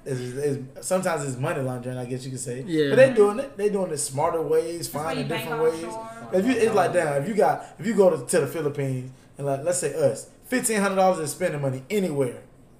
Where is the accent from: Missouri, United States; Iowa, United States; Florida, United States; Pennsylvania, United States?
Florida, United States; I'm from Florida.